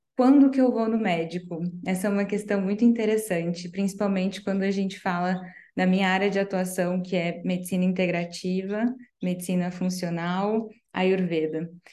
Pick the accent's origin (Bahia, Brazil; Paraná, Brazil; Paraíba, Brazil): Paraná, Brazil; Eu sou do Paraná